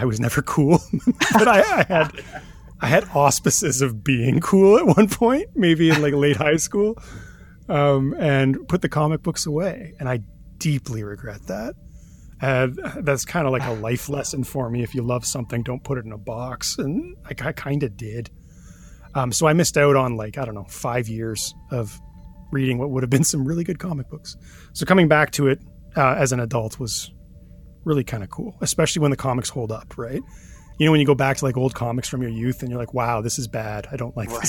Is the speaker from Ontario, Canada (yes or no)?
yes; Thunder Bay, Ontario, Canada; moved away as an adult; I'm from Thunder Bay, which is north, let's say. It's very north.